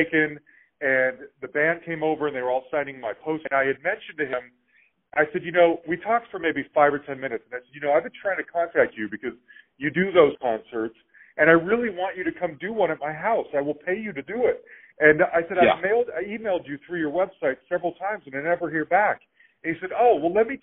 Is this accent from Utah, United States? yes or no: yes; Salt Lake City, Utah, United States; now in Denver, United States; I grew up in Salt Lake City, Utah.